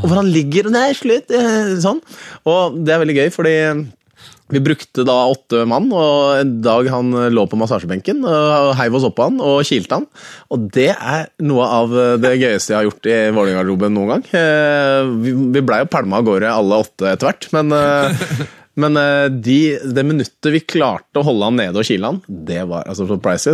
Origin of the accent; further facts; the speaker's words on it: Oslo, Norway; Jeg er fra Theisen i Oslo